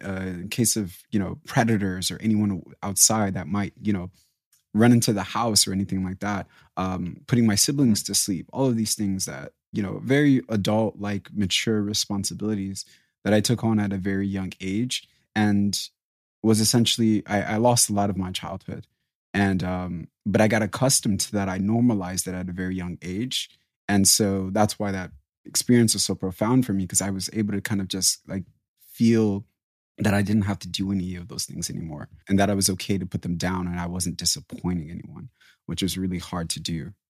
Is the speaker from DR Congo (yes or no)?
yes; DR Congo; born there; So I was born in 94 and I was born in Africa, in Congo.